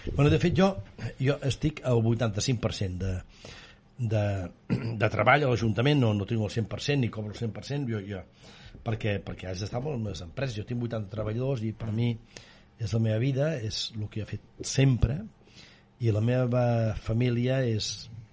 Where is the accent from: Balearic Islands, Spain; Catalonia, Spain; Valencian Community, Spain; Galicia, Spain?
Catalonia, Spain; Vic; sent bigatà com sóc